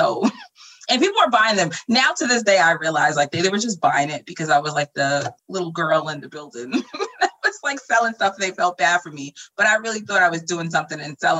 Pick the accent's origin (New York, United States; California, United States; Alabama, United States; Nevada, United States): New York, United States; Flushing; I grew up in Flushing in co-op buildings.